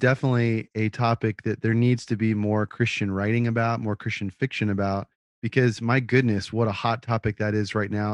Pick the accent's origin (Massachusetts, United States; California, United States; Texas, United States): Texas, United States; Austin; I grew up in Austin